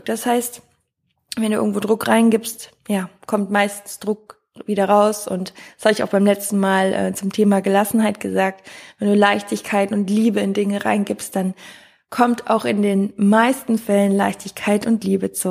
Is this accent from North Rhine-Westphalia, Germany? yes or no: yes; Wiehl, North Rhine-Westphalia, Germany; habe auch in Köln gewohnt, aber meine Fußballmannschaft war noch in Wiel, da wo ich herkomme